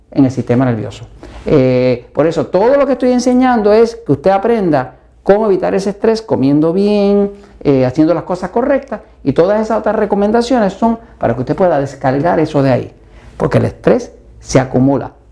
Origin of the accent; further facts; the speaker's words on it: Mexico; ¿Y qué como mexicano todos los días? Maíz.